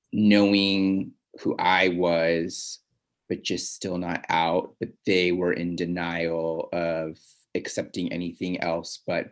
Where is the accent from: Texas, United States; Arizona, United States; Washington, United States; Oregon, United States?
Washington, United States; Seattle; also born or lived in Southern California; now in Los Angeles, United States; I'm originally from Seattle, but I've been living in Southern California for 15 years now. And I live right now in LA.